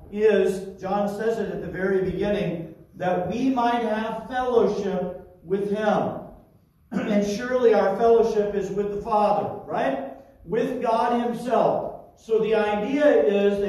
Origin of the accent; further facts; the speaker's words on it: Terre Haute, Indiana, United States; moved away; my hometown in Terre Haute, Indiana